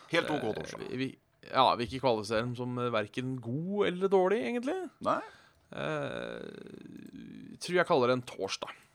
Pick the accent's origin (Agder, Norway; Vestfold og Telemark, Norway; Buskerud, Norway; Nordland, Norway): Buskerud, Norway; Hønefoss / Ådalen; Vi er tross alt fra Hønefoss